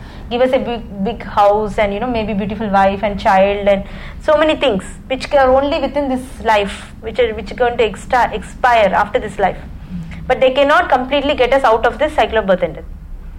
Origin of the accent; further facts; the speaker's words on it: India; English is a second language; moved away; So, when I came from India, that's a... time, you know, usually parents take you to pilgrimage places and things like that.